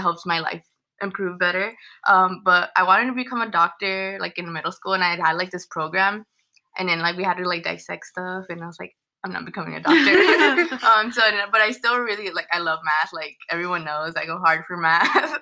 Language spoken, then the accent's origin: English; Los Angeles, California, United States; moved away as an adult; now in Riverside, United States; I was born in the San Fernando Valley, and then I came to Riverside when I started going to school at UCR